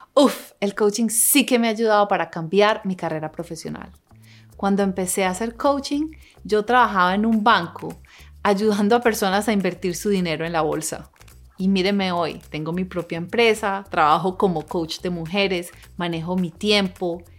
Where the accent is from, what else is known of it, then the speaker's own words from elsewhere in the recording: Colombia; now in Los Angeles, United States; Yo crecí en una familia en Colombia y ahora vivo en una ciudad que se llama Los Ángeles